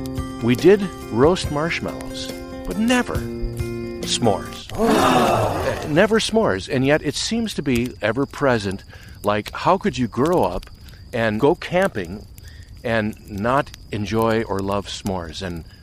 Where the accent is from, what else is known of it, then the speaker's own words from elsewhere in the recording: Minnesota, United States; I'm born and bred in Minnesota